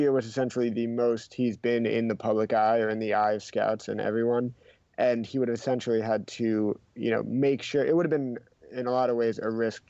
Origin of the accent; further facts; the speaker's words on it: Massachusetts, United States; I'm from Massachusetts